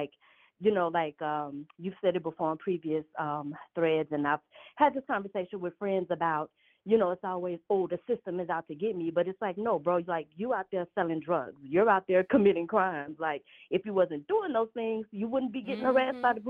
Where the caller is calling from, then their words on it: Los Angeles, California, United States; I am calling from L.A. I'm in Los Angeles.